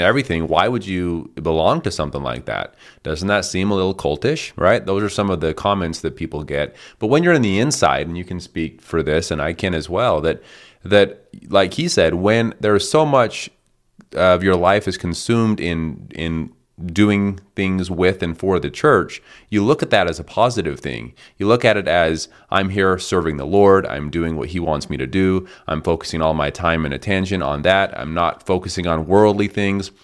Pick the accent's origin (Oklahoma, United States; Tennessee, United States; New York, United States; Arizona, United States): Arizona, United States; Colorado City; Short Creek, my hometown